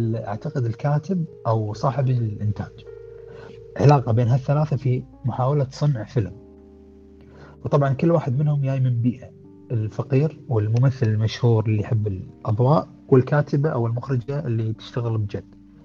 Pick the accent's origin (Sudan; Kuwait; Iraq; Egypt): Kuwait; عندنا بالكويت